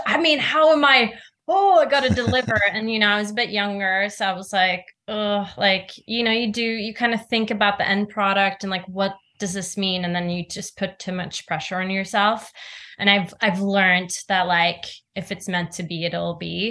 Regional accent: Norway; moved away as an adult; I grew up in Norway.

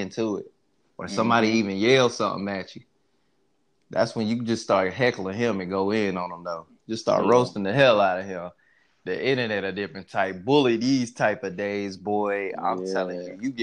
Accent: New Orleans, Louisiana, United States; I was watching my NOLA niggas

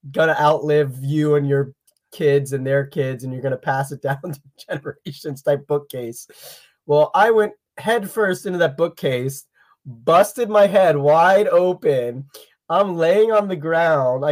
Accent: Pennsylvania, United States; I'm from Pennsylvania

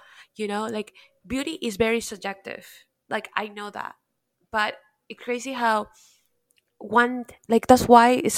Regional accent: Peru; now in Miami, United States; growing up in Peru

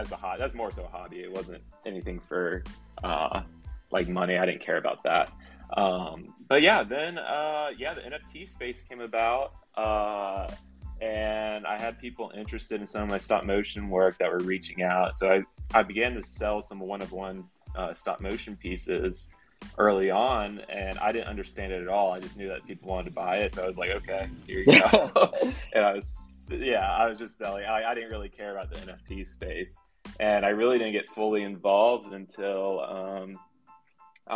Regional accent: Florida, United States; I'm like born and raised in Florida

